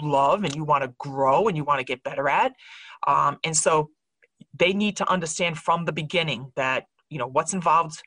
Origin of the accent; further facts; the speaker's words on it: Rhode Island, United States; I'm from Rhode Island. My family's here.